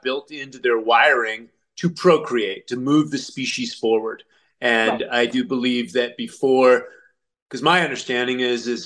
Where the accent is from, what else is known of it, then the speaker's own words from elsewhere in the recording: United States; I'm an American